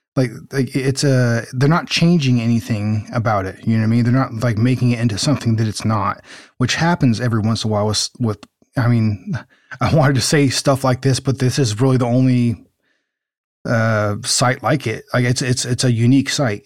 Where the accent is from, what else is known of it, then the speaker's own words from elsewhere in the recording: Pomona, California, United States; we grew up around the Pomona Fair Plex